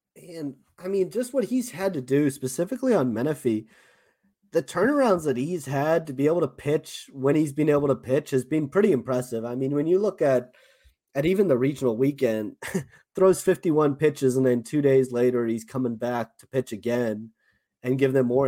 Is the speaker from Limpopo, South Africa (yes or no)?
no; Johannesburg, Gauteng, South Africa; accent: South African; moved away; my South African accent